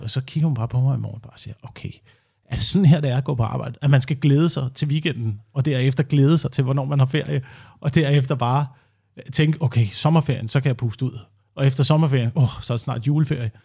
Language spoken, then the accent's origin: Danish; Slagelse, Zealand, Denmark; Altså, jeg kommer fra Slagelse også, eller uden for Slagelse, hvor man øh, bor på landet